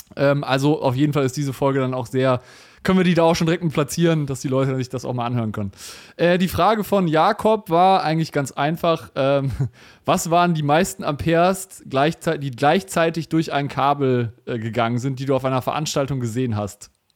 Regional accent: Germany; wir als, als, als Deutsche

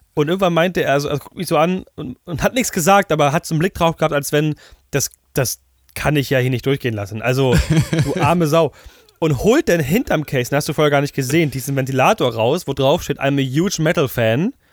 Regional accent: Germany; bei uns in Deutschland

